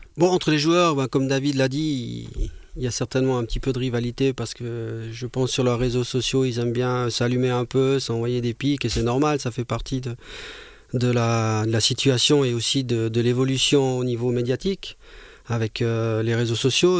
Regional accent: Monthey, Valais, Switzerland; de mon enfance quand j'étais jeune, junior au FC Monté

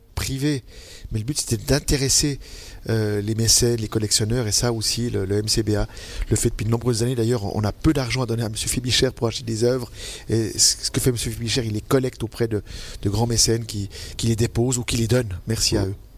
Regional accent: Vaud, Switzerland; je suis vaudois avant d'être suisse. Certes, j'ai un passeport suisse, mais, mais je suis vaudois dans l'âme

